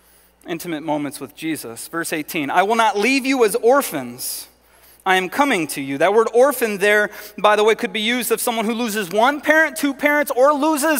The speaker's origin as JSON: {"language": "English", "region": "Southern California", "country": "United States", "tie": "born or raised there", "moved": "yes", "said": "I grew up in Southern California"}